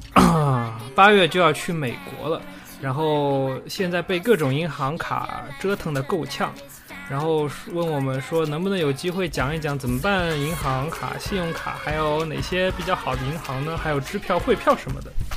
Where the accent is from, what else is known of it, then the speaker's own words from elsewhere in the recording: Shanghai, China; 我是上海人啊